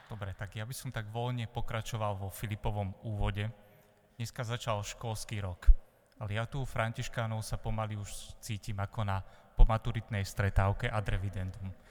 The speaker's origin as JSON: {"language": "Slovak", "country": "Slovakia", "also_born_or_lived": "eastern Slovakia", "said": "ja východňar nie som, som tu z Nového mesta, ale tri roky som teraz bol na východe"}